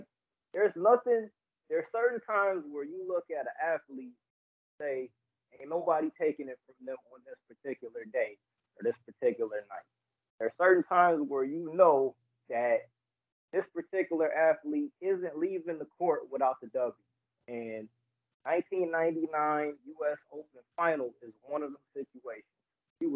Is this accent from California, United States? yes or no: no; Phoenix, Arizona, United States; also born or lived in Detroit, Michigan; I grew up in Phoenix, Arizona. Detroit is always home, but you know, mom and pops got us up out of there.